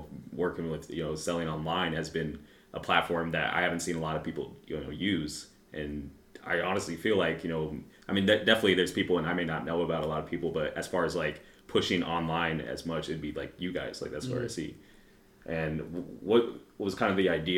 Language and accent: English; Des Moines, Iowa, United States; I'm from Des Moines, I'm from here